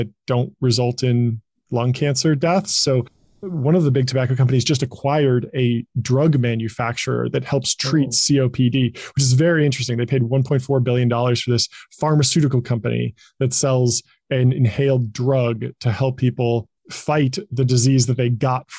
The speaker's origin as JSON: {"language": "English", "town": "Pasadena", "region": "California", "country": "United States", "tie": "born or raised there", "also_born_or_lived": "Silicon Valley", "said": "I was born and raised in Pasadena, California, right near Los Angeles."}